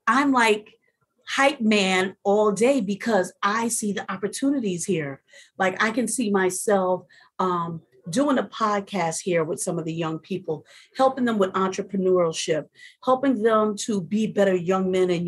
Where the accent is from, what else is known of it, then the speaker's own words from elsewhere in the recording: United States; moved away; being an American here